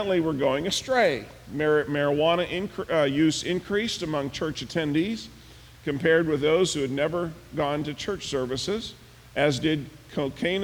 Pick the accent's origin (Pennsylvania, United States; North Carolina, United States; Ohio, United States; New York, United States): Pennsylvania, United States; now in Michigan, United States; Pennsylvania, where I grew up